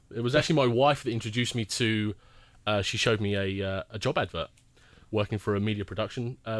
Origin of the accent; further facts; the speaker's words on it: England, United Kingdom; moved away as an adult; now in Windsor, Canada; I was born and raised in England. I've moved to Windsor 5 years ago with my wife and my son. My wife's from here.